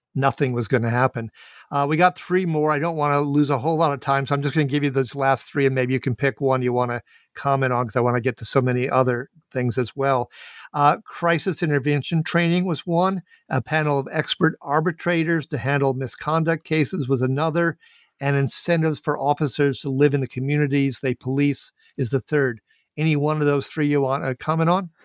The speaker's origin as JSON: {"language": "English", "town": "Minneapolis", "region": "Minnesota", "country": "United States", "said": "I am indeed from Minneapolis, Saint Paul"}